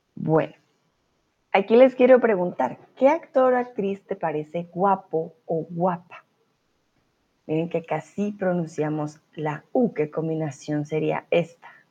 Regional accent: Colombia; first language Spanish; now in Germany; yo soy de Colombia

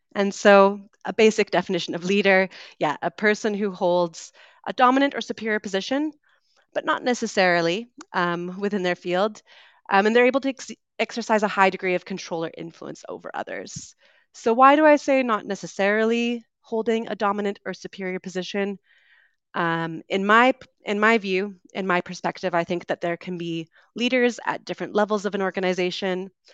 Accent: West Coast of Canada, Canada; accent: Canadian; moved away as an adult; also born or lived in United Kingdom; I am originally from Canada, so you'll be hearing a Canadian accent today. I grew up on the West Coast

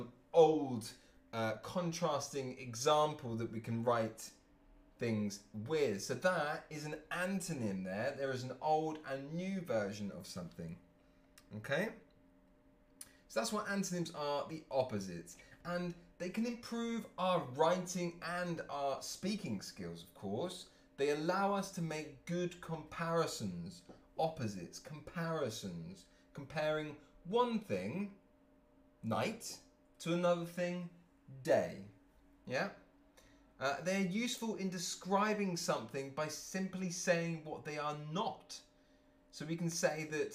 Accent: Cambridge, East of England, United Kingdom; I'm from Cambridge, England

